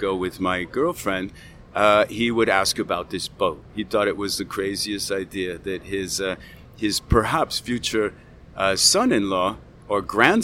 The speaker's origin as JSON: {"language": "English", "town": "Malibu", "region": "California", "country": "United States", "tie": "born or raised there", "said": "I grew up in Malibu middle class"}